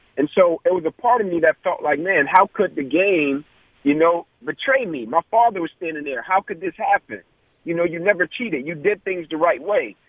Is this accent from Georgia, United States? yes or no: yes; Atlanta, Georgia, United States; growing up in the Kirkwood community